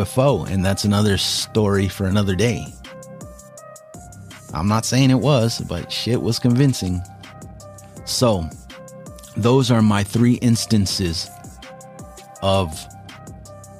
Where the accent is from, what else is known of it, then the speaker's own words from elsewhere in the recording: Washington, United States; We're from Washington